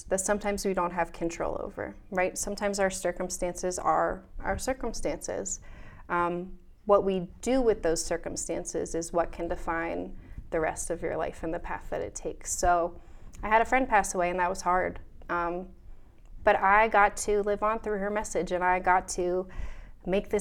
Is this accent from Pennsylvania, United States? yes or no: yes; Wyomissing, Pennsylvania, United States; I grew up in Wyomissing.